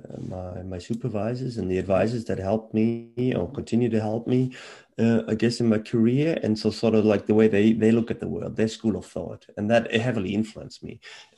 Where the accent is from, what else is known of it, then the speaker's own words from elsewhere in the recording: Germany; moved away; I was born and raised in Germany.